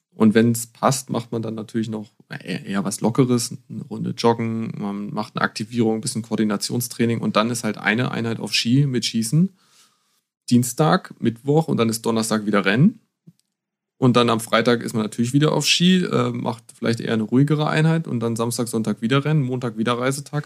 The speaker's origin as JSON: {"language": "German", "area": "Harz", "region": "Lower Saxony", "country": "Germany", "tie": "born or raised there", "moved": "yes", "lives_now": "Bavaria, Germany", "said": "ich bin im Harz aufgewachsen"}